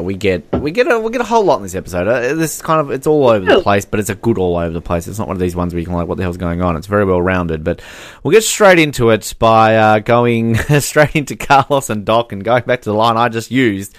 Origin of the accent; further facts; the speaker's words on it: Australia; I'm Australian.